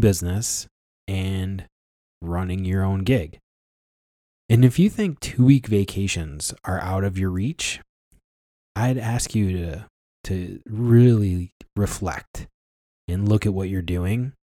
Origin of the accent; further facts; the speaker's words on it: Ilion, New York, United States; the hometown of Ilion, New York, where I grew up